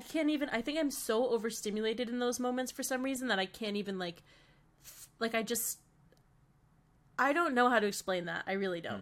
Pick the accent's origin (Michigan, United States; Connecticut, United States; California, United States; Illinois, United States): Connecticut, United States; now in Boston, United States; we're both from Connecticut